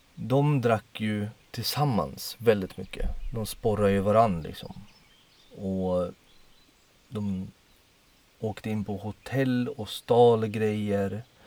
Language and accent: Swedish; Poland; moved away; jag är ju född i Polen